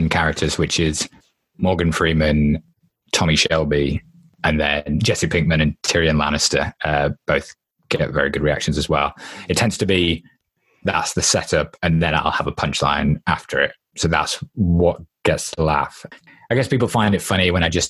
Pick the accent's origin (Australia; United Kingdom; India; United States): United Kingdom; England; being English